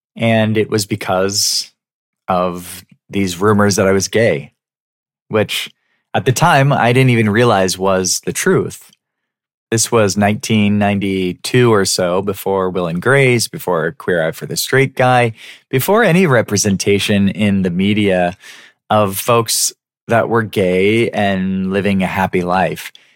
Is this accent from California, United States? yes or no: yes; San Diego, California, United States; I loved growing up in San Diego